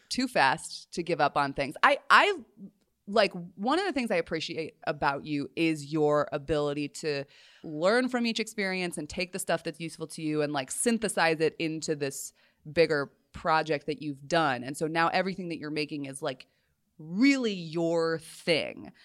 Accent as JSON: {"language": "English", "region": "Colorado", "country": "United States", "tie": "born or raised there", "moved": "yes", "said": "growing up in Colorado, just because you're, and particularly, like, we lived on a mountain"}